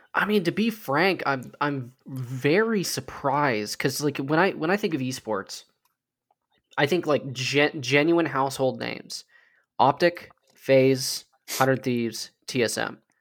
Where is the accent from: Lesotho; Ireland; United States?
United States; as Americans